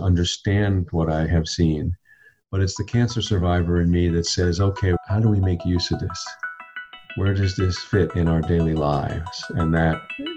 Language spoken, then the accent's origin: English; Long Island, New York, United States; when I was a boy and I grew up on Long Island in New York